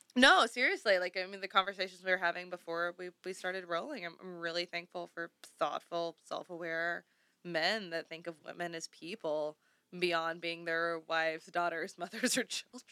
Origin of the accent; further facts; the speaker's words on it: the South, Southern United States, United States; now in Los Angeles, United States; I'm an expat debutante, runaway Southern Belle